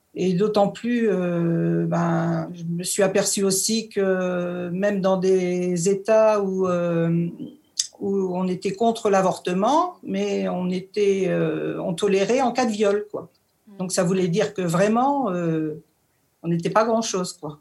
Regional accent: Normandy, France; moved away as an adult; now in Vosges, France; je viens de Normandie, je suis native de Normandie

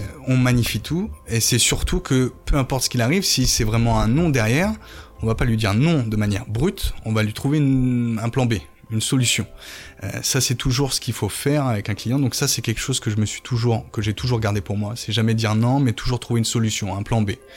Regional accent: Évreux, Normandy, France; moved away as an adult; also born or lived in Paris suburbs / Florida, United States; now in Toulouse, France; Je suis un Parisien qui a grandi en banlieue. Euh, mes parents m'ont vite emmené sorti de Paris pour aller à Évreux, en Caen. Du coup, où j'ai fait mes études

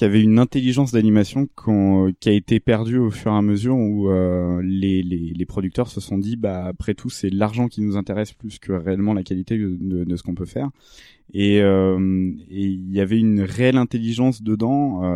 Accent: France; en tant que Français

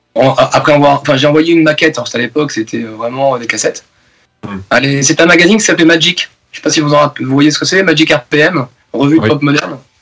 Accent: Bordeaux, Nouvelle-Aquitaine, France; also born or lived in Basque Country; now in Paris region, France; j'ai vécu à Bordeaux, mais toute ma famille du Pays Basque

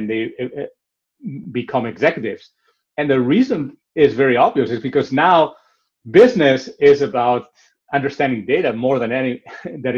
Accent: Barcelona, Catalonia, Spain; moved away; I am originally from Barcelona, so I'm also very connected to the city

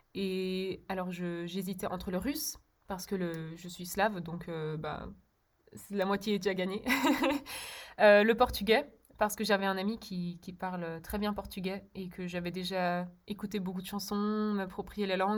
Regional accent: Brussels, Brussels-Capital Region, Belgium; first language Czech; French is a second language; also born or lived in Berlin, Germany / Czech Republic; J'ai grandi à Bruxelles, en Belgique

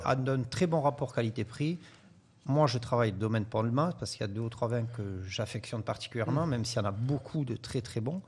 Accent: France; je suis issu des Pyrénées

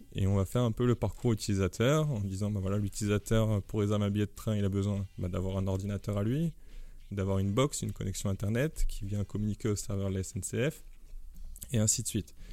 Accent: France; en tant que Français

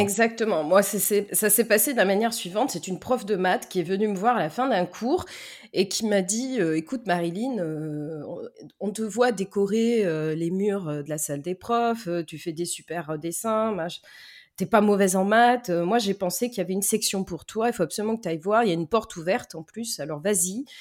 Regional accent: Lyon suburbs, Auvergne-Rhône-Alpes, France; now in Bordeaux, France; je suis née euh, du côté de la région de Trois-Gros et Paul Bocuse, dans la banlieue lyonnaise

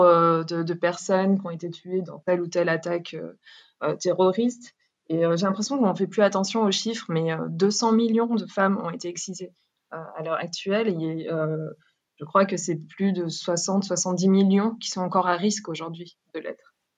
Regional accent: France; moved away as an adult; now in Ethiopia; Je suis née et grandie en France. Euh, et après mes études, j'ai décidé de partir en Éthiopie

